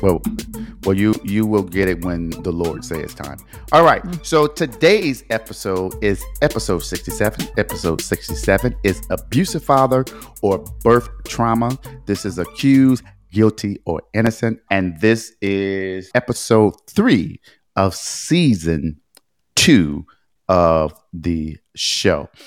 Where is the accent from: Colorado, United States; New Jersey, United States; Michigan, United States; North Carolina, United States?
Michigan, United States; Detroit; I am from Detroit, that is where I was born and raised, that is my hometown